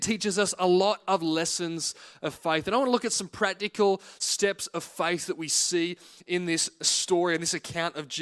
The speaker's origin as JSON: {"language": "English", "town": "Singleton", "region": "New South Wales", "country": "Australia", "tie": "born or raised there", "moved": "as an adult", "lives_now": "Penrith, Australia", "said": "We moved to South Penrith from the Hunter Valley. I'd always lived in Singleton"}